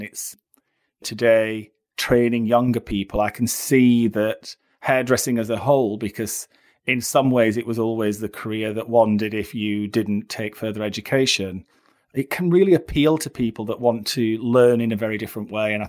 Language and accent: English; Barnsley, Yorkshire and the Humber, United Kingdom; moved away; also born or lived in London; When I came from Barnsley to London, and I was working in Sloane Street.